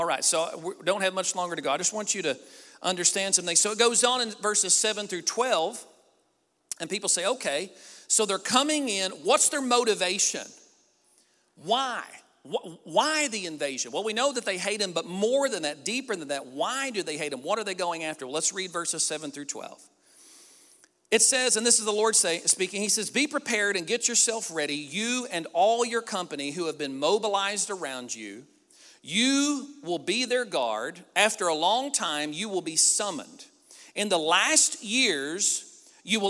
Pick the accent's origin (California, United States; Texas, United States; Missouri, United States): Missouri, United States; Southeast; I'm a hick from Southeast Missouri